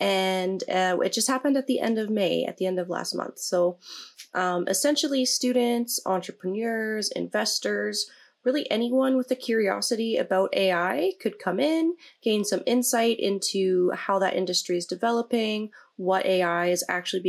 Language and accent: English; Medicine Hat, Alberta, Canada; moved away as an adult; now in Edmonton, Canada; I'm from Medicine Hat, but I've been living in Edmonton for like 5 years now.